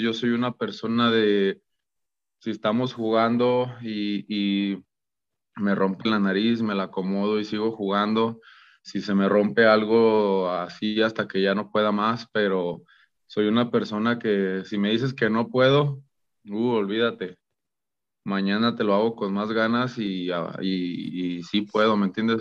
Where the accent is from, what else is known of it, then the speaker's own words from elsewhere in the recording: Guadalajara, Jalisco, Mexico; also born or lived in Los Angeles / El Paso, Texas; me regresé ya a Guadalajara, a de donde yo soy